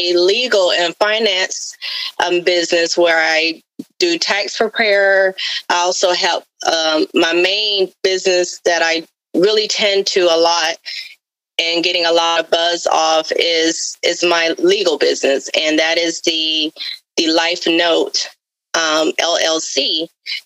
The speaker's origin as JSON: {"language": "English", "region": "Florida", "country": "United States", "accent": "Southern", "said": "I am a Southern girl, so you may hear a little of the Southern accent come out every now and then. But I am from Florida"}